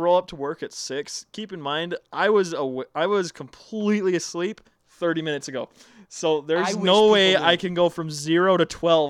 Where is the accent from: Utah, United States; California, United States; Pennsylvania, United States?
Utah, United States; Draper; I grew up in Draper.